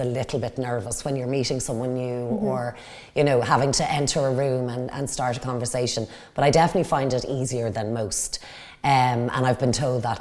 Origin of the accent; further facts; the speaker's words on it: Dublin, Leinster, Ireland; moved away as an adult; now in Wicklow, Ireland; I grew up in Dublin, so born and raised in Dublin. I live in Wicklow now